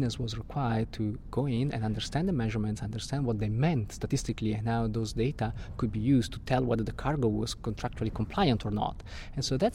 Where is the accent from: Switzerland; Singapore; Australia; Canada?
Switzerland; Italian-speaking part of Switzerland, Italian-speaking Switzerland; also born or lived in Italy; now in London, United Kingdom; I'm from Italy, but I was born and grew up in an Italian-speaking part of Switzerland.